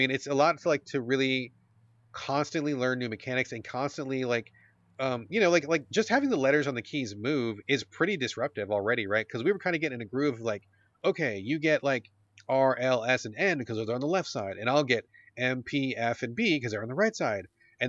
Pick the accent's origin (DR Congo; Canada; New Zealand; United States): New Zealand; So anyway, my wife is a Kiwi. I'm a Kiwi.